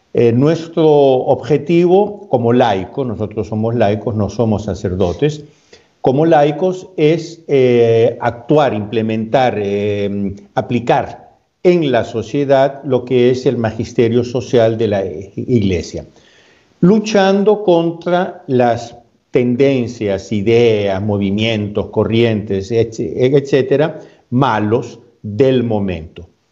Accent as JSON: {"language": "Spanish", "country": "Peru", "tie": "born or raised there", "also_born_or_lived": "Spain", "moved": "yes", "lives_now": "Italy", "said": "Yo soy, yo soy peruano de, nacimiento"}